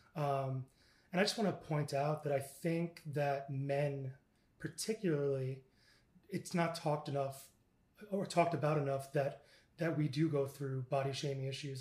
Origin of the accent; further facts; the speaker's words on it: Stony Brook, New York, United States; I'm originally from New York, and I was born uh, on Long Island, Stony Brook, Long Island